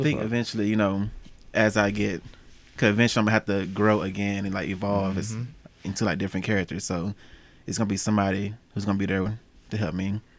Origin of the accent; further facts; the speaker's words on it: Cuba, Alabama, United States; also born or lived in Los Angeles; now in Cleveland, United States; Because I'm from Alabama, so that's where I was born and raised.